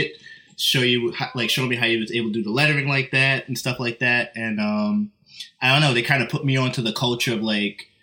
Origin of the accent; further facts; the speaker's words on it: Long Island, New York, United States; also born or lived in Brooklyn, New York; I was born in Brooklyn, but I grew up in Long Island